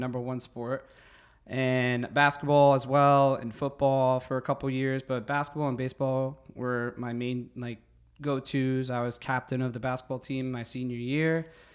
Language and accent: English; Secaucus, New Jersey, United States; I am from Secaucus, New Jersey. I grew up there all my life